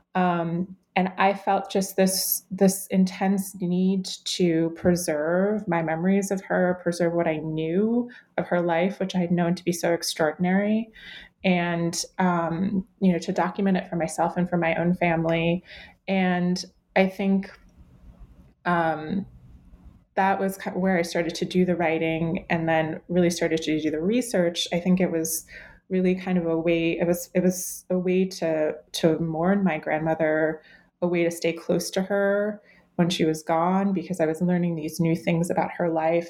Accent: Cleveland, Ohio, United States; I grew up in Cleveland, Ohio

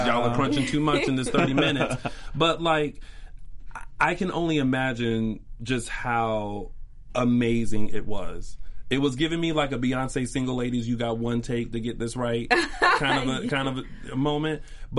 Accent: the South, United States; accent: Southern; And then, like, my Southern accent kind of comes in.

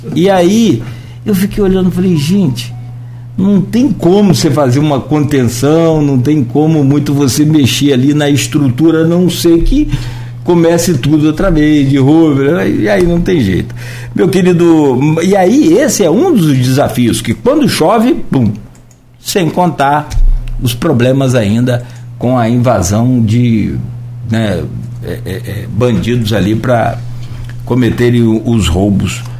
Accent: Italva, Rio de Janeiro, Brazil; é minha terra

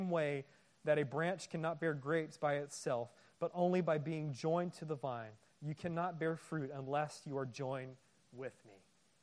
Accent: Bay Area, California, United States; My wife and I, we grew up in the Bay Area.

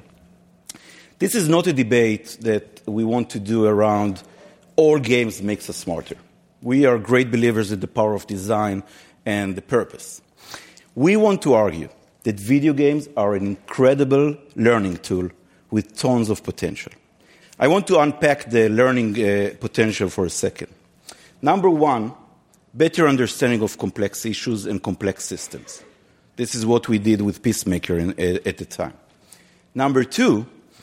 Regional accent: Israel; moved away as an adult; now in United States; I came from Israel 12 years ago, and I lived in the United States since then

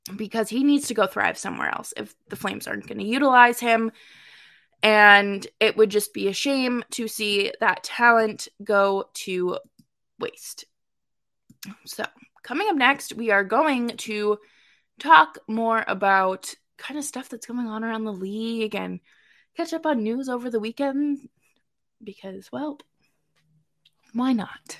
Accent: Massachusetts, United States; Dorchester kid, I'm from Massachusetts

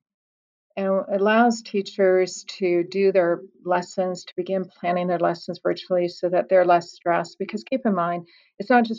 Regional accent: Colorado, United States; moved away; my home state of Colorado

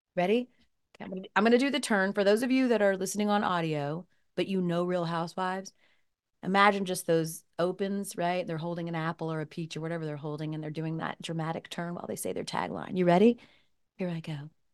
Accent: Atlanta, Georgia, United States; moved away; I was living in Atlanta, where I'm from Atlanta

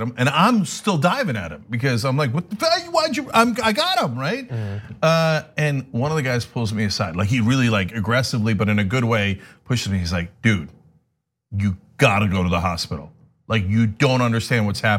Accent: United States; I grew up in America.

